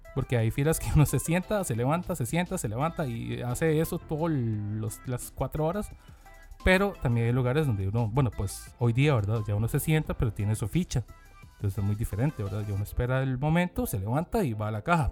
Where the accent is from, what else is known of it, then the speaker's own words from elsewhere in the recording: South Korea; now in Costa Rica; yo como soy coreano